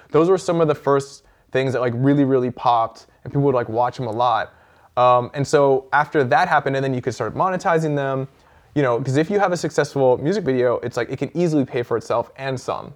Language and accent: English; Vancouver, British Columbia, Canada; my hometown